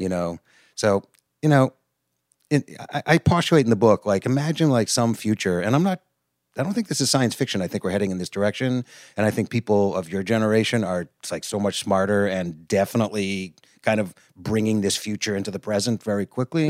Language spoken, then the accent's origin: English; outside of Boston, Massachusetts, United States; also born or lived in New York; I live in Boston, Mass, and I grew up outside of Boston